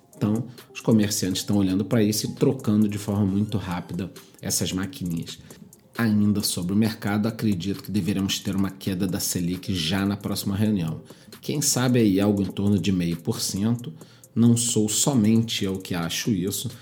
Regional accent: Brazil; nós somos brasileiros

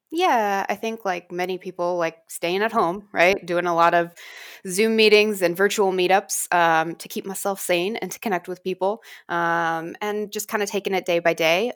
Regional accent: Tuba City, Arizona, United States; I grew up in Tuba City

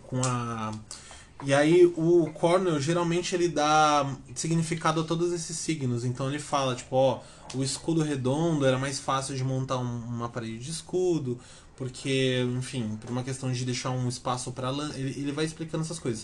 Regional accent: Brazil; a gente é brasileiro

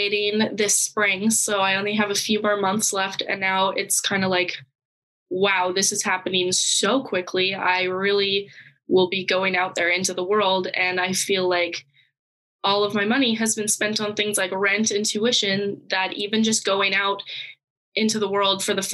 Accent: Canada; moved away as an adult; now in North Dakota, United States; I am Canadian

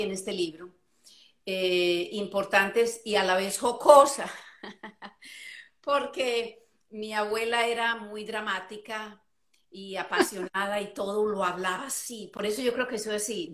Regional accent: Medellín, Antioquia, Colombia; moved away as an adult; also born or lived in Florida, United States; now in United States; yo soy colombiana, eh, nacida en, Colombia criada en Colombia, pero emigré a los Estados Unidos eh, hace, uy, va a ser 35 años

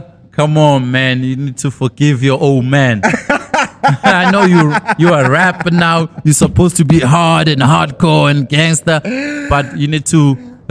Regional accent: South Africa; born there; I was born in Guamashu. I went to Putumani Primary School. And my high school was NSA, National School of the Arts.

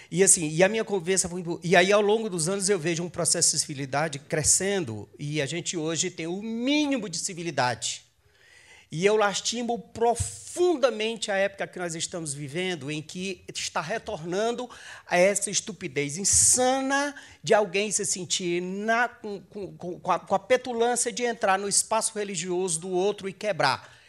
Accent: Ceará, Brazil; quem tem a minha idade e nasceu e se criou numa igreja evangélica, sabe o que é sofrer perseguição. Quando eu era criança, lá no Ceará, nós estávamos no culto e o culto era apedrejado.

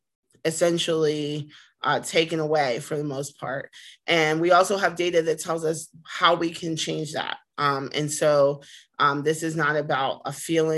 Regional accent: Pittsburgh, Pennsylvania, United States; also born or lived in Washington, D.C.; I'm from Pittsburgh, born and raised from on the east side

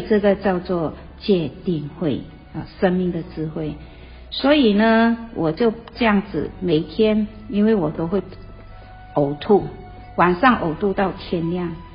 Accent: Malaysia; moved away as an adult; now in Taiwan; 我来自马来西亚，我在台湾已经三十几年

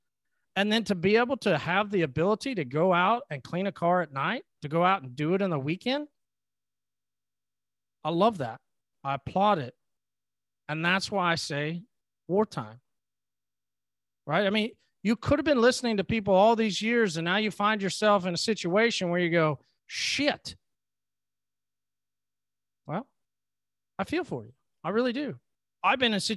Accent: United States; I am a blessed individual that was born and raised in the United States

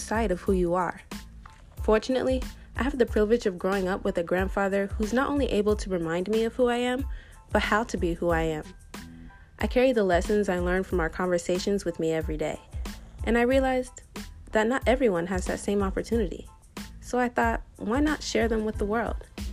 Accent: United States; As a young black girl growing up in America

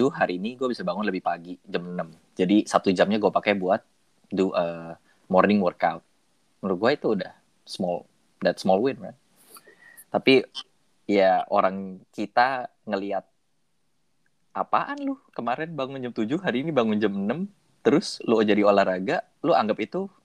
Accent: Indonesia; kita orang Indo

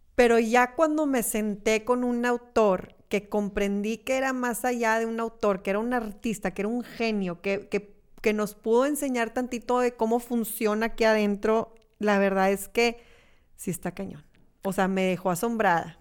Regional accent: Monterrey, Nuevo León, Mexico; yo soy regia y amo ser regia

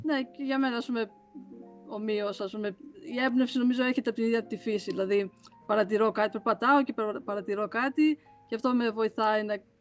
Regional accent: Crete, Greece; μεγαλώσαμε στην Κρήτη

